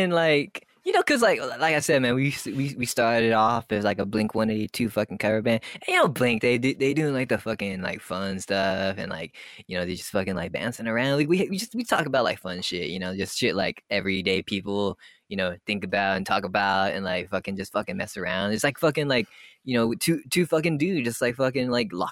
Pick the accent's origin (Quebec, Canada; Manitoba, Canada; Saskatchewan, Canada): Quebec, Canada; Montreal; we we come from like fucking Montreal, dude, and we're like we're, we're Canadian, like pop punk.